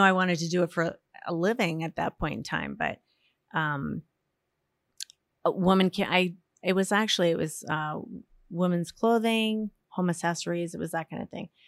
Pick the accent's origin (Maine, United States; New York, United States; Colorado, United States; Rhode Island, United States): Maine, United States; Yarmouth; also born or lived in Portland, Maine; I was born in Portland and lived in Yarmouth my whole life. I still